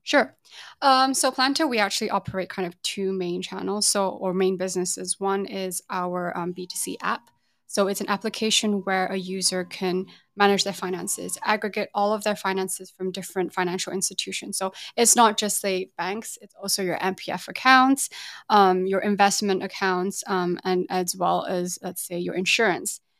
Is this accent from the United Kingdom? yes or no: yes; England, United Kingdom; moved away as an adult; also born or lived in Taiwan / Singapore; now in Hong Kong; grew up in the U K